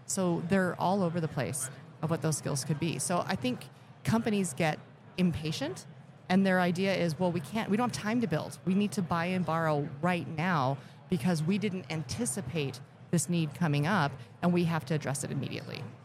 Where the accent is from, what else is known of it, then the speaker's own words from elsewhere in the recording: Elkhart, Indiana, United States; I was born in Elkhart, Indiana